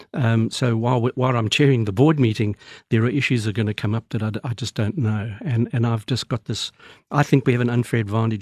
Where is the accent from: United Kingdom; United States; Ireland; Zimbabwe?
Zimbabwe; also born or lived in Australia; now in South Africa; I was um, born in then Rhodesia, now Zimbabwe, from Scottish parents, uh, live in South Africa, but travel on an Australian passport